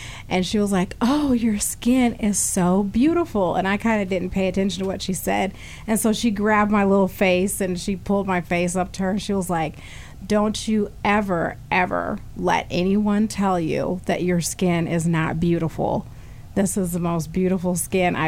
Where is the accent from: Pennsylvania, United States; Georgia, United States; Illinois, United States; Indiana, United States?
Illinois, United States; Galesburg; now in Peoria, United States; I was actually born here in Peoria, but I was raised in Galesburg